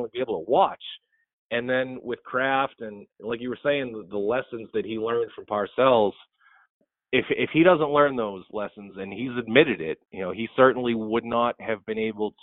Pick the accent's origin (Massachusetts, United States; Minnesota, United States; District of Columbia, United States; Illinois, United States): Massachusetts, United States; Lowell; I grew up in Lowell